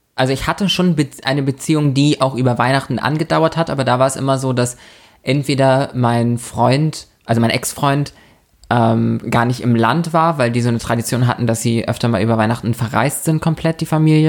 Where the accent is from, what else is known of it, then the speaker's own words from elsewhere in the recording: Lübeck, Schleswig-Holstein, Germany; moved away; bei uns in der Heimatstadt, wir, wir kommen ja aus der Stadt der sieben Türme